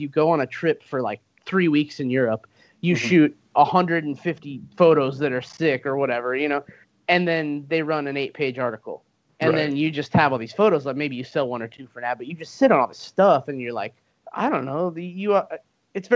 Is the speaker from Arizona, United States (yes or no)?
yes; Arizona, United States; also born or lived in Southern California; growing up in Arizona and spending a lot of time in Southern California